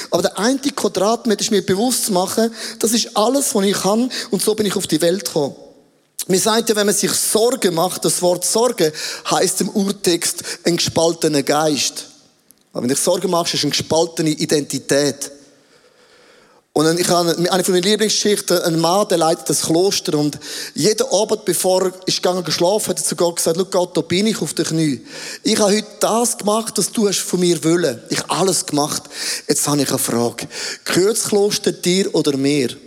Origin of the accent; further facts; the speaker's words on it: Switzerland; Ich bin sehr impulsiv als ein Schweizer, das ist alles okay.